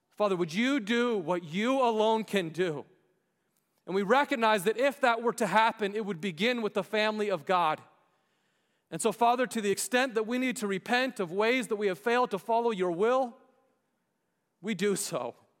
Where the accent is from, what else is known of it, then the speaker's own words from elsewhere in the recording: United States; we as American citizens